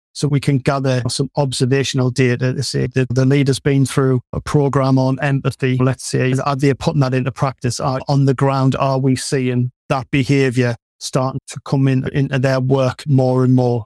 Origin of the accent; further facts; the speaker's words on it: North East England, United Kingdom; you can probably tell from the accent, I'm from the Northeast